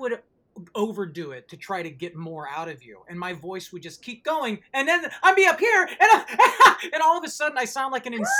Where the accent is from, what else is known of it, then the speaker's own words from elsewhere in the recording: San Francisco, California, United States; I'm from San Francisco.